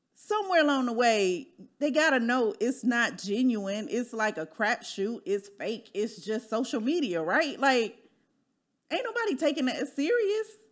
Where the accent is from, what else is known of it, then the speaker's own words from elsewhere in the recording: Midwest, United States; moved away as an adult; now in Dallas, United States; I'm from the Midwest too